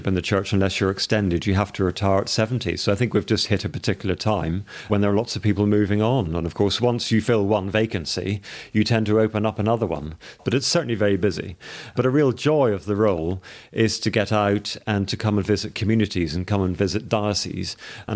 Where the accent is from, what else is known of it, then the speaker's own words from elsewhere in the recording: Northern Ireland, United Kingdom; I grew up in Northern Ireland